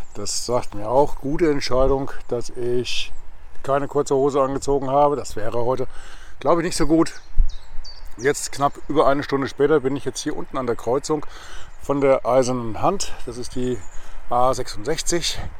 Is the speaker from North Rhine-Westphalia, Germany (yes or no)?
no; Spessart and Vogelsberg, Hesse, Germany; wie es hier bei uns im Spessart und im Vogelsberg sich so gehört